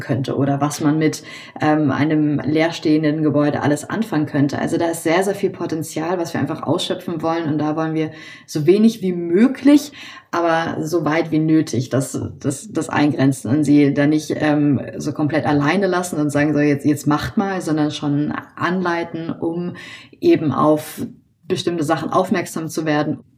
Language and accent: German; Hamburg, Germany; Ich wurde in Hamburg geboren, bin hier auch aufgewachsen